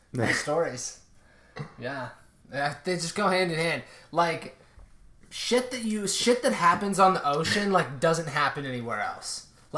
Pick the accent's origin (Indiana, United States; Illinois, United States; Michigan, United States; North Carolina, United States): Indiana, United States; growing up in Indiana